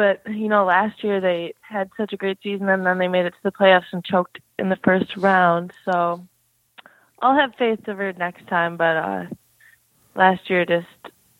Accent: Edina, Minnesota, United States; moved away as an adult; now in Buffalo, United States; I grew up in Edina, Minnesota, and I started playing hockey at about 6 years old. Edina is a huge hockey community, and obviously Minnesota is known as the state of hockey

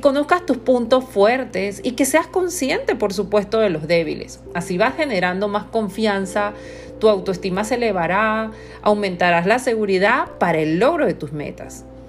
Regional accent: Panama; Soy de Panamá

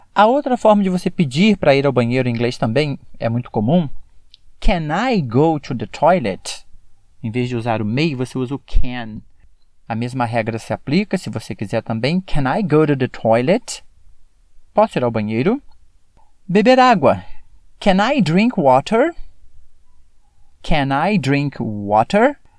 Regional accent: Brazil; como brasileiro falando

